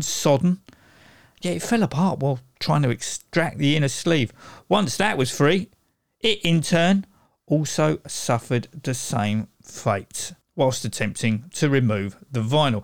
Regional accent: United Kingdom; I'm British

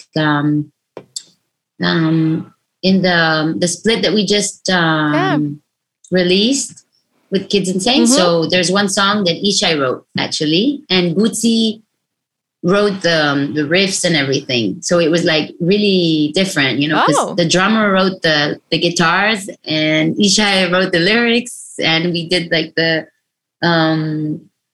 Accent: Israel; I'm from Israel and I'm a female

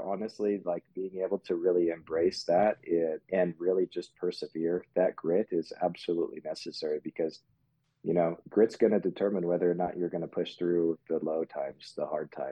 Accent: Germany; born there; I would probably have to say that I was born in Germany.

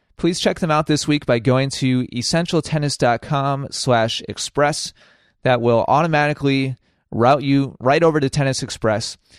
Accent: Wisconsin, United States; in Wisconsin, my home state.

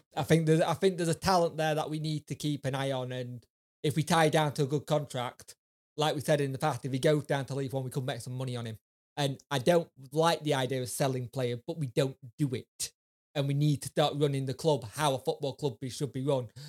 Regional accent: Doncaster, Yorkshire and the Humber, United Kingdom; I grew up in Donny

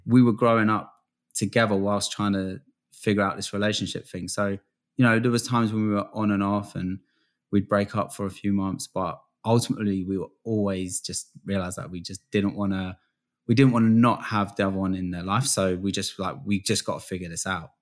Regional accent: England, United Kingdom; also born or lived in Florida, United States; I lived in, uh, Florida for, like, the first six years of my life. I was born in England

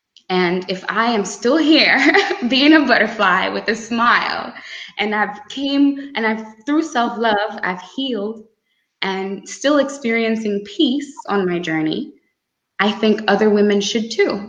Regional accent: Grenada; I come from Grande, a small island girl, and I've had interesting experiences

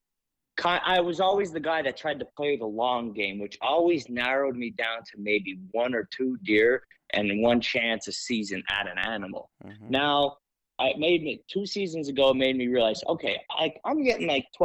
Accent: Schuylkill County, Pennsylvania, United States; born and raised in Schuylkill County.

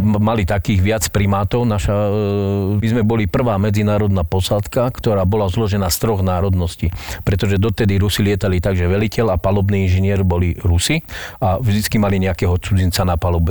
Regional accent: Slovakia; som naozaj zo Slovenska

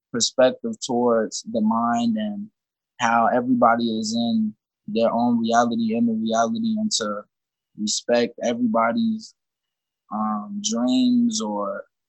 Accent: Chicago, Illinois, United States; I'm from Chicago. You know, I moved around a little bit growing up.

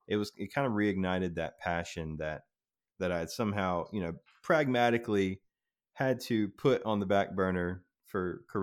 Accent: the South, United States; I grew up in the South watching country music videos every morning before we went to school.

